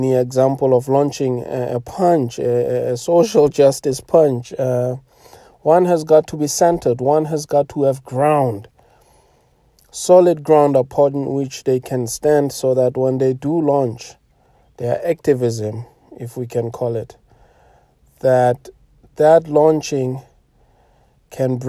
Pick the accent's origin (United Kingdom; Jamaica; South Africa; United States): South Africa; much of my generation growing up in South Africa